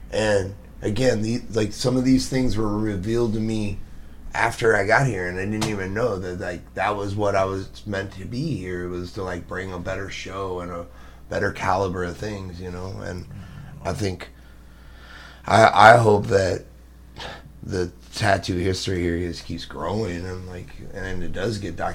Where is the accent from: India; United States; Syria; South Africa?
United States; Columbia, Missouri; moved away; coming from Columbia, I'm not from St. Louis